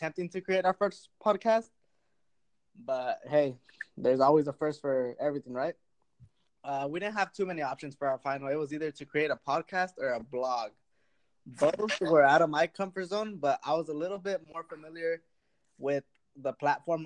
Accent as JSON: {"language": "English", "town": "Delano", "region": "California", "country": "United States", "tie": "born or raised there", "said": "I grew up here in the Valley in Delano, California."}